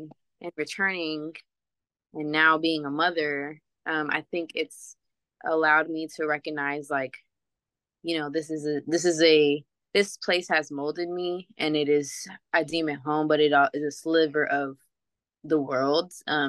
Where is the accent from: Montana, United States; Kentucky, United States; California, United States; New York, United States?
California, United States; San Diego; also born or lived in Bay Area, California; Yeah, so I am from right here, San Diego, California, raised.